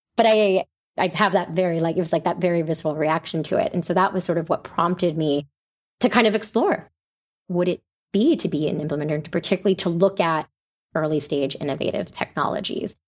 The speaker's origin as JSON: {"language": "English", "town": "New York City", "region": "New York", "country": "United States", "tie": "born or raised there", "said": "I grew up in New York City"}